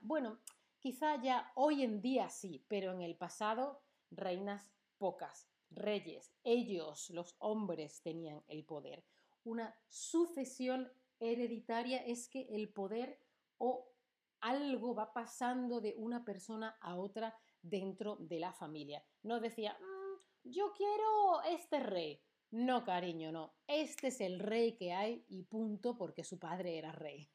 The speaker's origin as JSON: {"language": "Spanish", "country": "Spain", "said": "Yo, que soy de España"}